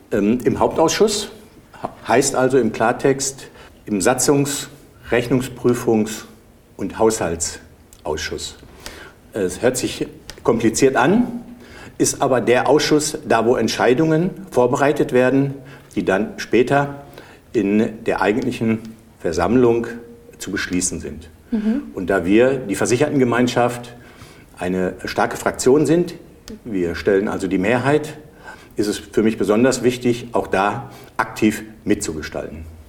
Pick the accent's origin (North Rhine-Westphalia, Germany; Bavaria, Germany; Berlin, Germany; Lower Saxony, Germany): North Rhine-Westphalia, Germany; Bad Driburg; ich komme aus Bad Triburg, bin Bankbetriebswirt